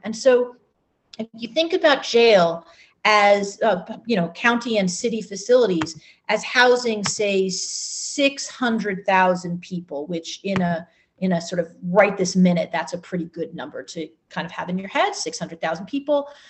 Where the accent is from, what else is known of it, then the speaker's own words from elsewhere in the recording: Ann Arbor, Michigan, United States; my hometown of Ann Arbor